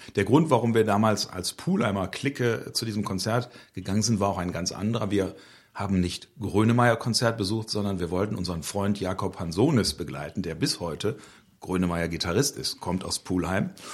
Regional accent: Pulheim, North Rhine-Westphalia, Germany; Pulheim ist meine Heimat und für Pulheim gebe ich alles.

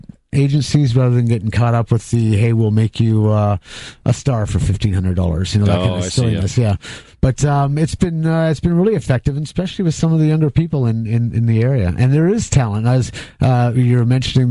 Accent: Colorado, United States; I'm from Colorado

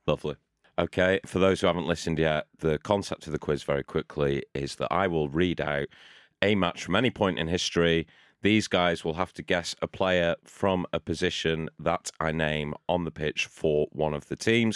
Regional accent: Shrewsbury, West Midlands, United Kingdom; I grew up in Shrewsbury, which is not too far from Wales.

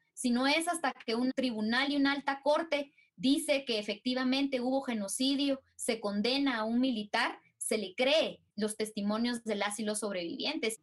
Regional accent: Totonicapán, Guatemala; Totonicapán, que es mi pueblo en donde vivo y en donde me encuentro

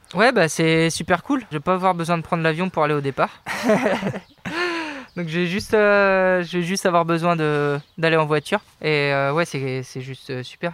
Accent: Brittany, France; moi, Breton

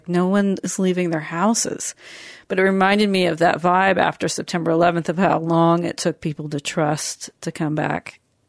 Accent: New York, United States; And I definitely experienced it as a New Yorker, but I was back in Seattle.

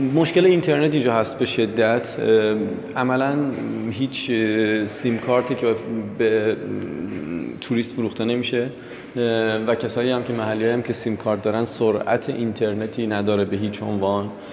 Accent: Iran; ما ایرانی هستیم

